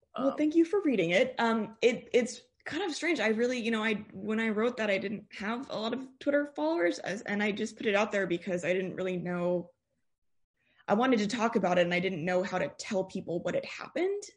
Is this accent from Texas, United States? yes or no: yes; Austin, Texas, United States; also born or lived in Northern California; I grew up in Austin, went to high school here